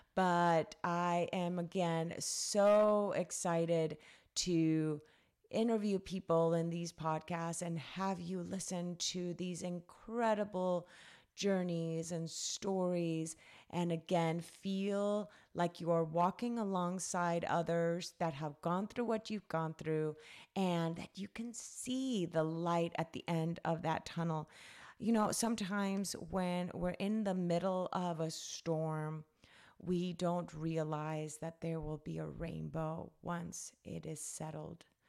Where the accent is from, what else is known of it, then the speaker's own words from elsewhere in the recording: Cali, Valle del Cauca, Colombia; I was born and raised in Colombia. um, Cali, Colombia, South America. That's where I was raised.